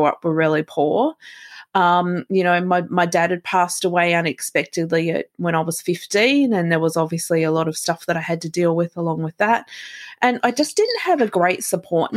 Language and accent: English; Melbourne, Victoria, Australia; I'm from Melbourne, Australia.